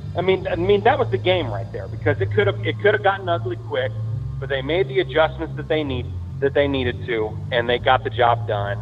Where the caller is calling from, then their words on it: California, United States; … calling from. SoCal, California.